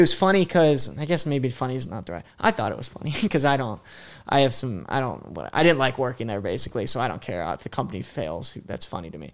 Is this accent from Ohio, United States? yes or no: yes; Columbus, Ohio, United States; moved away as an adult; also born or lived in Pittsburgh area / Indianapolis; now in New York, United States; My parents moved to Columbus, so I grew up in Columbus